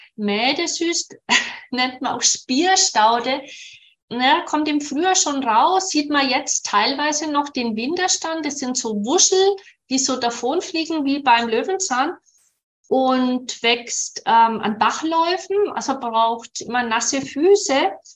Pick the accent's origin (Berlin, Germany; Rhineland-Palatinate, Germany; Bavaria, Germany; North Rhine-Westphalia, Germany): Bavaria, Germany; Nuremberg; in dem Klinikum bei uns in Nürnberg